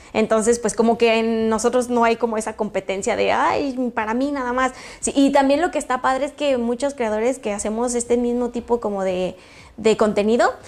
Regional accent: Jacona, Michoacán, Mexico; moved away as an adult; now in León, Mexico; Soy de un lugar que se llama Jacona, Michoacán

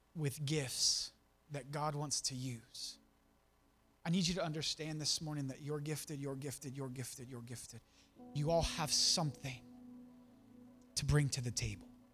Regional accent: Champion, Ohio, United States; I'm from, uh, I grew up in Champion

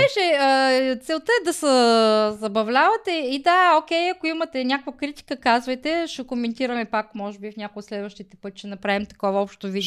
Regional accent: Smolyan, Smolyan Province, Bulgaria; Аз съм учила в Смолен.

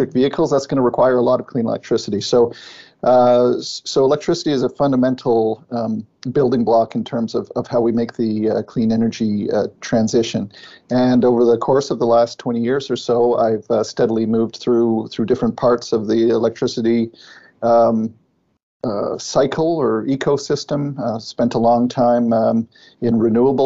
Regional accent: Ottawa, Ontario, Canada; I'm from Ottawa, born and raised in Ottawa

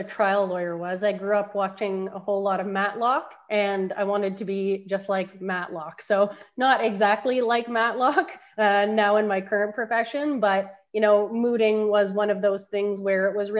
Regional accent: Innisfil, Ontario, Canada; also born or lived in Barrie, Ontario; I'm actually from Innisfil, which is just south of Barrie, but Barrie is where I hail from generally

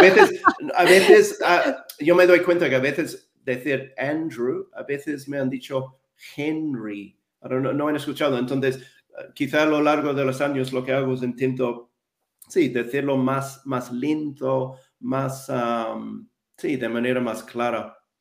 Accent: Wellington, New Zealand; Spanish is a second language; moved away as an adult; also born or lived in London; now in Madrid, Spain; yo nací y crecí en Nueva Zelanda

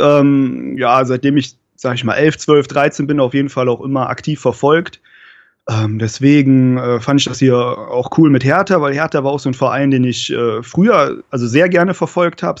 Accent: Cologne, North Rhine-Westphalia, Germany; ich komme ja aus der Region Köln

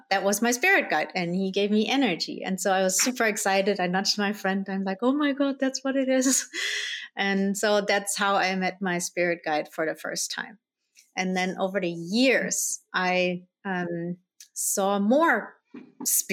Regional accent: Germany; also born or lived in Colombia; I was born in Colombia. I was adopted by my parents, who are Dutch, and then I grew up in Germany

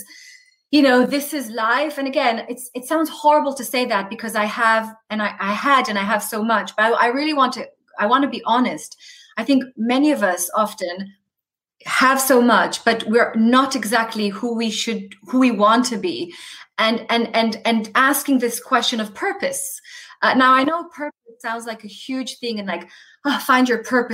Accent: Tel Aviv, Tel Aviv District, Israel; the community that I was brought up in Israel. So I'm like a Tel Aviv girl

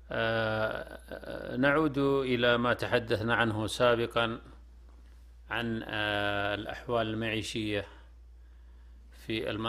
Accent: southern region, Saudi Arabia; القرية آه، قريتنا نحن في البطحة تعتبر خمس قرى كل أبنائنا يدرسون في المدرسة

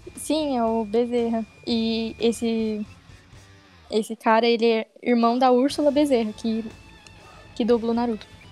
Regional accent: Ribeirão Pires, São Paulo, Brazil; eu sou de Ribeirão Pires

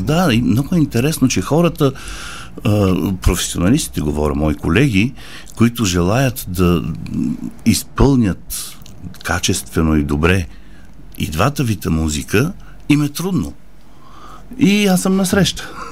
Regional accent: Bulgaria; moved away as an adult; also born or lived in Paris, France / Geneva, Switzerland; Аз съм си българин. Защо трябва да живея другаде и да правя кариера другаде и хората да ме познават другаде, като в собствената ми родина не ме познават

